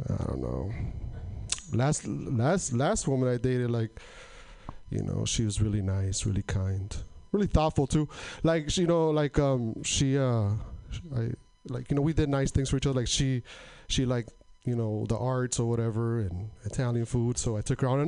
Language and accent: English; Portland, Oregon, United States; I'm from Portland